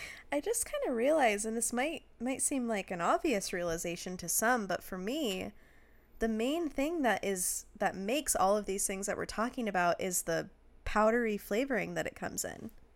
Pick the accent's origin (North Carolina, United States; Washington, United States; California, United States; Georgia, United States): Washington, United States; we grew up in Washington